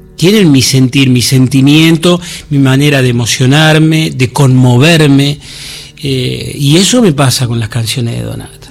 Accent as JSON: {"language": "Spanish", "region": "Buenos Aires", "country": "Argentina", "said": "dedicada a mi barrio de San Cristóbal"}